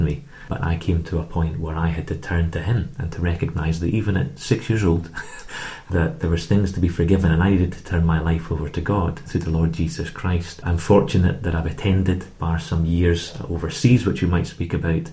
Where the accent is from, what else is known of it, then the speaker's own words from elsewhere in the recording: Edinburgh, Scotland, United Kingdom; also born or lived in Canada; I'm from Edinburgh